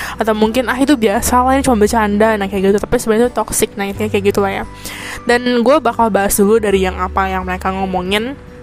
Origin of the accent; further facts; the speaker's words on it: Indonesia; moved away as an adult; now in Taiwan; gue orang Indonesia yang kuliah di Taiwan